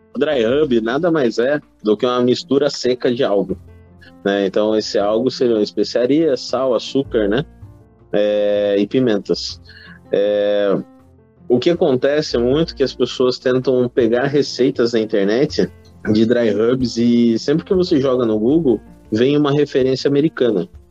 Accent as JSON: {"language": "Portuguese", "country": "Brazil", "said": "Nós, como brasileiros, a gente sabe que a gente é um povo curioso"}